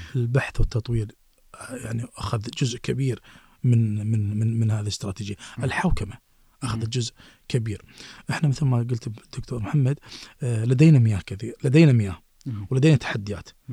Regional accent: Kuwait; عندنا في الكويت

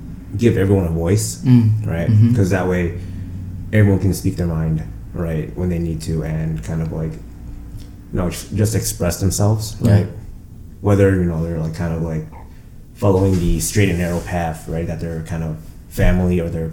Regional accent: Chicago, Illinois, United States; growing up in Chicago and, you know, living here my entire life

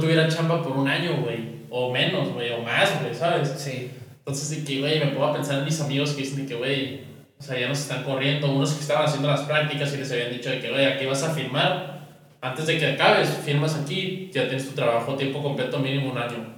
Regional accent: northern Mexico, Mexico; somos tres norteños

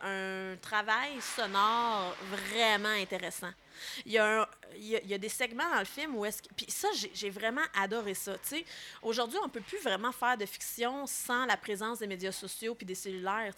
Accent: Laurentides, Quebec, Canada; moi, je viens des Laurentides

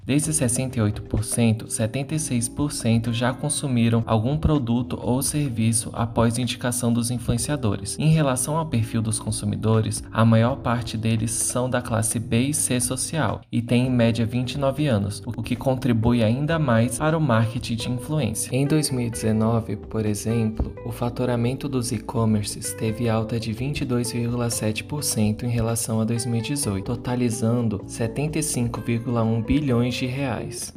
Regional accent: Brazil; Sendo brasileiros

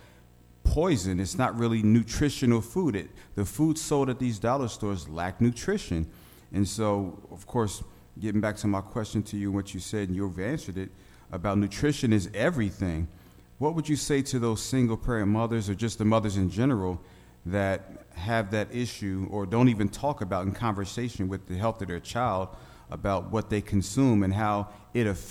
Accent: Philadelphia, Pennsylvania, United States; now in Little Rock, United States; I'm from West Philly

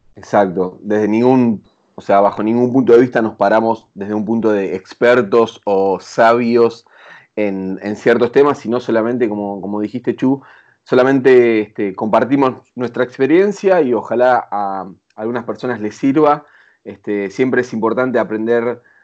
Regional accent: Zona Sur, Buenos Aires Province, Argentina; now in Buenos Aires, Argentina; Si bien no nos criamos acá, eh, en Capital Federal somos los dos de Zona

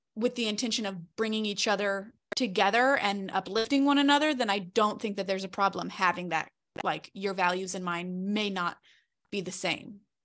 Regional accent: Charlotte, North Carolina, United States; moved away; I'm originally from Charlotte, North Carolina

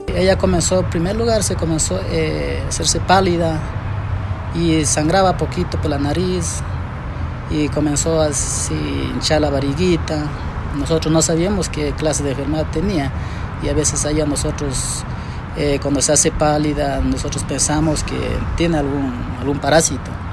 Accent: Macas, Morona Santiago, Ecuador; nosotros somos del oriente, somos de Ciudad de Macas

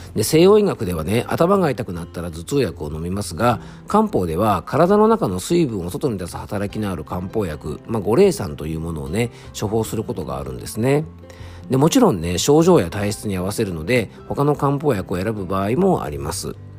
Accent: Isawa, Yamanashi, Japan; 僕の地元にあるですね伊沢健康ランド

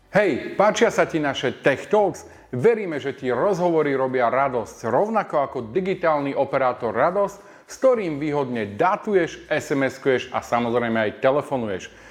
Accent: Slovakia; sme Slováci

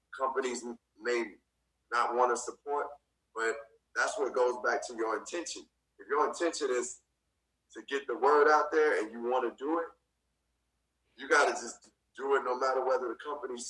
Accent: Chicago, Illinois, United States; growing up in Chicago

